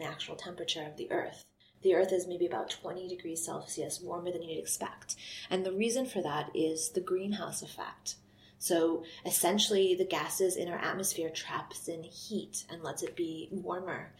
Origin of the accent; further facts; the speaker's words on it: United States; moved away as an adult; now in Scotland, United Kingdom; I'm from the US